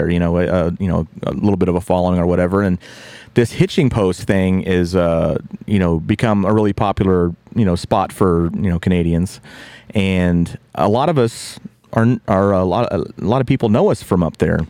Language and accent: English; West Virginia, United States; moved away; I grew up in West Virginia for the most part when I was a kid